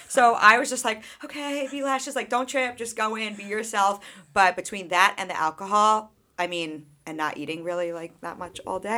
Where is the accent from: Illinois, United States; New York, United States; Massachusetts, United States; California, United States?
New York, United States; Sachem, Long Island; growing up in Sachem, like, I was a peer mediator always